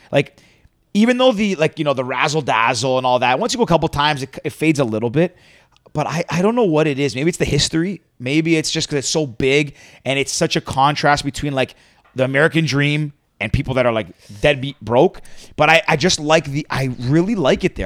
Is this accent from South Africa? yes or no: no; Toronto, Ontario, Canada